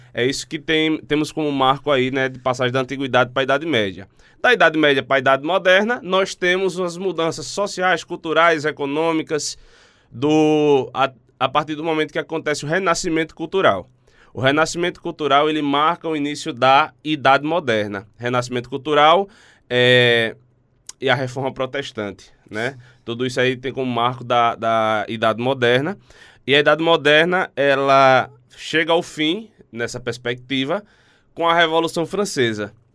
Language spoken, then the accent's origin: Portuguese; Alagoas, Brazil; Eu sou alagoano, estou aqui de passagem